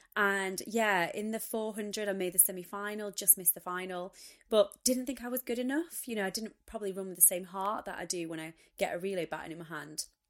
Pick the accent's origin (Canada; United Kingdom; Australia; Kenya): United Kingdom; being British, being female